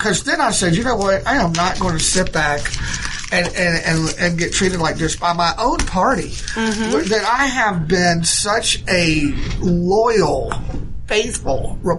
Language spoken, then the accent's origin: English; United States; I said, first of all, I'm an American.